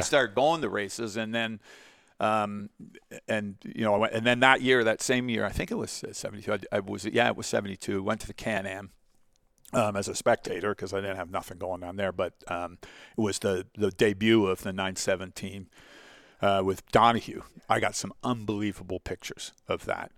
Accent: Portsmouth, South East England, United Kingdom; now in Canada; Met my mother, who was a Portsmouth girl got married. I was born there, 1960

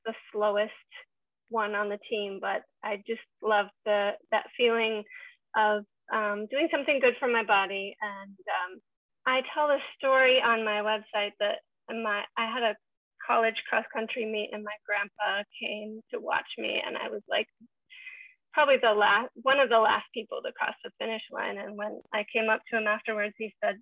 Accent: Montana, United States; now in Vancouver, Canada; I grew up in Montana in the middle of nowhere.

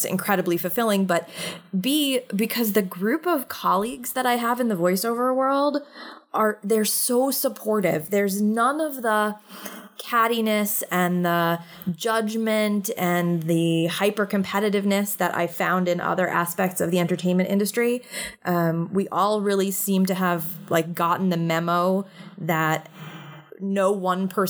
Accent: New York City, New York, United States; I'm a born and raised New York City kid. I actually grew up in the heart of the city.

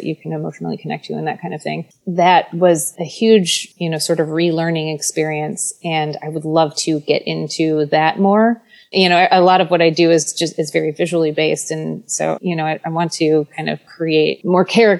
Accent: Midwest, United States; moved away; growing up in the Midwest

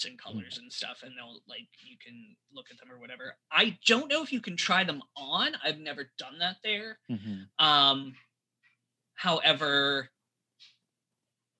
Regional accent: United States; Being American

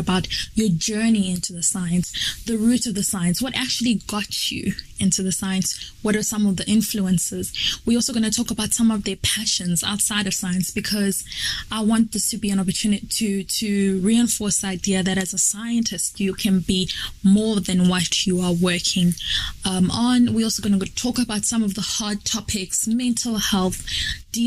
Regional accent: Malawi; moved away as an adult; now in South Africa; I'm from Malawi, but currently living and studying in South Africa.

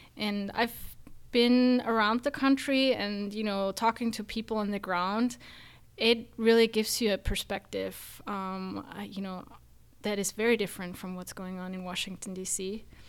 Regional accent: Austria; moved away as an adult; now in United States; I am actually from Austria, not from Germany

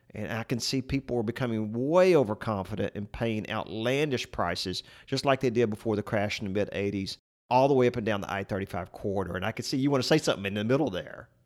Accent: Central Texas, United States; we're from Central Texas, And I can remember growing up as a boy going with my dad to see all the different properties we owned

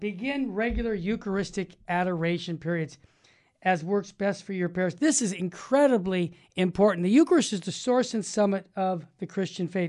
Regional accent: Arizona, United States; moved away; I was born in Arizona

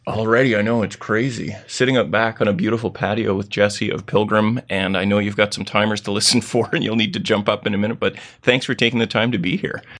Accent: Gibsons, British Columbia, Canada; I was married right here where I'm recording in my hometown of Gibson's, British Columbia

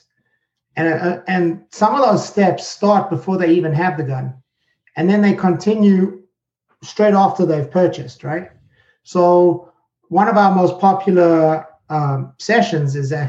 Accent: South Africa; moved away as an adult; also born or lived in United Kingdom; now in New Jersey, United States; I'm originally from South Africa

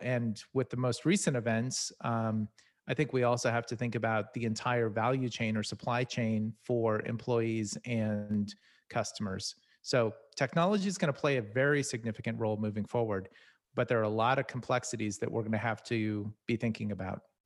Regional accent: Silicon Valley, California, United States; I'm originally from Sal-, Silicon Valley

